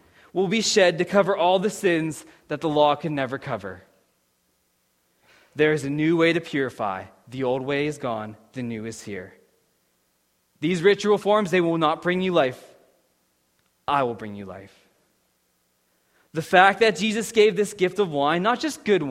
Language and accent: English; Pittsburgh, Pennsylvania, United States; moved away as an adult; now in Saskatchewan, Canada